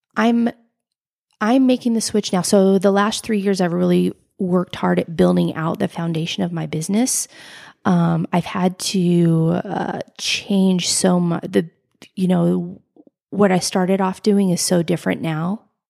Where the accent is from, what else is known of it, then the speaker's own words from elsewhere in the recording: United States; I grew up in Lake Tahoe, a beautiful, beautiful place to grow up